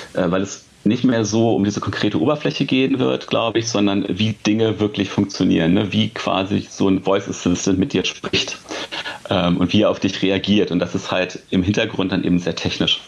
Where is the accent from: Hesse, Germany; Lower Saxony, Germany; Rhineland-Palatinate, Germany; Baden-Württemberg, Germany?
Lower Saxony, Germany; near Hanover; now in Hanover, Germany; ich sitze in Hannover, also quasi ähm, fast in meinem Geburtsort oder da, wo ich halt aufgewachsen bin